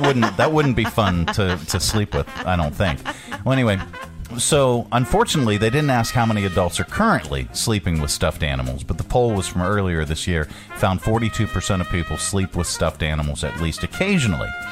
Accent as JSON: {"language": "English", "town": "Pittsburgh", "region": "Pennsylvania", "country": "United States", "moved": "yes", "lives_now": "Virginia, United States", "said": "I'm from Pittsburgh"}